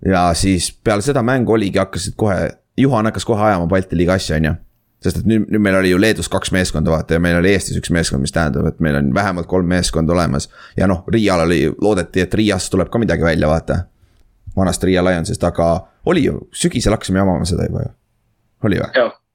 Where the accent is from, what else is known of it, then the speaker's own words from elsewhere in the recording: Saare County, Estonia; moved away; ma olen ise saarlane